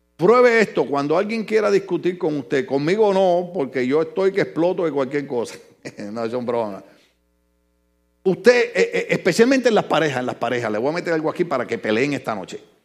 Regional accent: Ponce, Puerto Rico; moved away; Yo jovencito en mi país en un lugar que se llama La Concha Acústica en Ponce

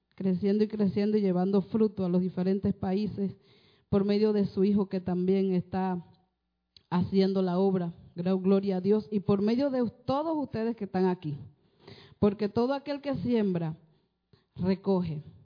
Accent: Panama; vengo de Panamá

